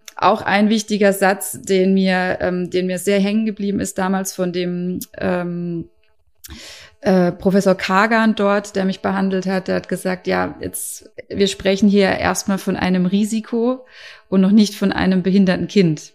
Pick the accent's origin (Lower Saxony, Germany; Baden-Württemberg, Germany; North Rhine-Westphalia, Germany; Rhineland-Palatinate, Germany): Baden-Württemberg, Germany; Karlsruhe; Ich komme aus Karlsruhe